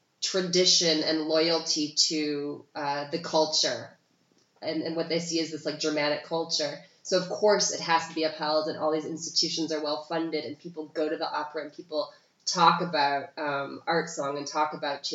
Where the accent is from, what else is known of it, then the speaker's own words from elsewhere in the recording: Michigan, United States; now in Vienna, Austria; I'm from Michigan originally.